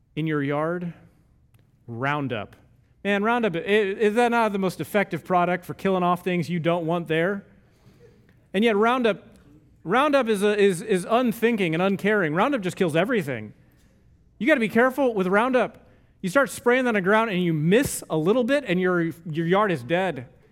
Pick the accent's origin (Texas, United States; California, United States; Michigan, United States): Texas, United States; I'm from Texas and we're close enough to Oklahoma